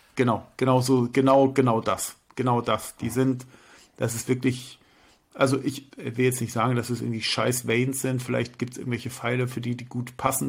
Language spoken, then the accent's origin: German; Hamburg, Germany; bei uns in Hamburg